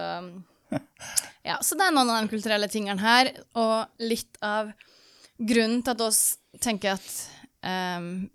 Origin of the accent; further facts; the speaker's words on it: Norway; moved away; jeg som nordmann